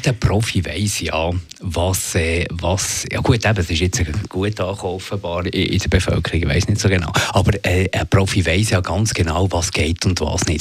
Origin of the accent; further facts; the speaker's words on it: Zürcher Unterland, Zurich, Switzerland; Ich komme aus dem Zürich-Unterland